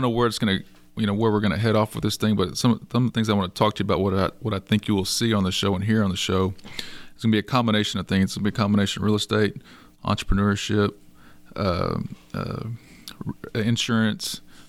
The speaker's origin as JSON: {"language": "English", "town": "Schulenburg", "region": "Texas", "country": "United States", "tie": "born or raised there", "also_born_or_lived": "Austin", "said": "So I grew up here in Schulenburg, where we're hosting the podcast show today, and I moved off to Austin for 15 years, met my wife, grew a family, moved back here 3 years ago."}